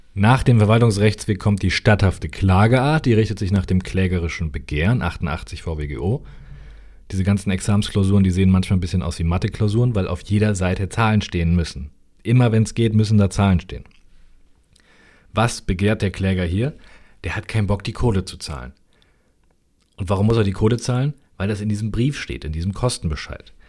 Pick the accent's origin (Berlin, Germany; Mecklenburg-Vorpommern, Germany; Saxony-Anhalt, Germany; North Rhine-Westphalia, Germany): North Rhine-Westphalia, Germany; Ich komme aus NRW.